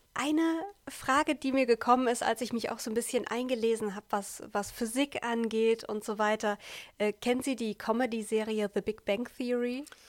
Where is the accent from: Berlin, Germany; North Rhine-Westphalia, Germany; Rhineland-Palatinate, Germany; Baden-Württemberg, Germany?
North Rhine-Westphalia, Germany; Siegen-Wittgenstein and Olpe; bei uns in Siegen, Wittgenstein und Olpe